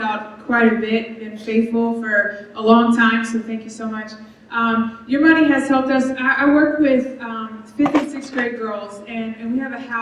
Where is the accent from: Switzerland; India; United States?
United States; Memphis, Tennessee; moved away as an adult; also born or lived in El Salvador; now in Costa Rica; I'm from Memphis, Tennessee